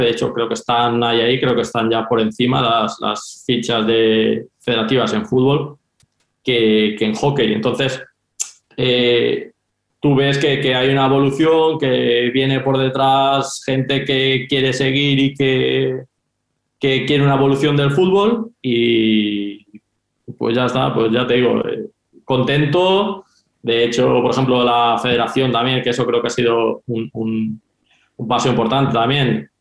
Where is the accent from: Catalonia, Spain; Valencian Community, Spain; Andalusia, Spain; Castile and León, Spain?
Valencian Community, Spain; Valencia; moved away as an adult; now in Finland; yo soy de Valencia